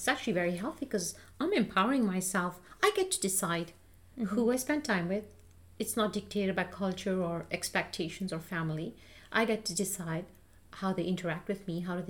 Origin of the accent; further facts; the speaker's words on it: India; what happens as an Indian parent is I feel like I'm doing all the work.